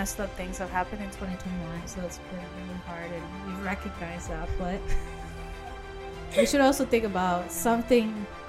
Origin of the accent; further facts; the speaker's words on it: Virginia, United States; because we're from Virginia